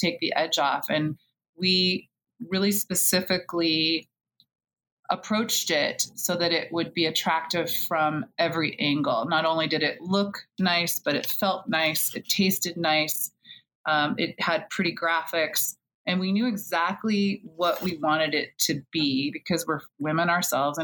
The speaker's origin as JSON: {"language": "English", "area": "a small island outside of Seattle, Pacific Northwest", "region": "Washington", "country": "United States", "tie": "born or raised there", "also_born_or_lived": "Pennsylvania", "moved": "as an adult", "lives_now": "Baltimore, United States", "said": "I grew up in the Pacific Northwest in a small island outside of Seattle"}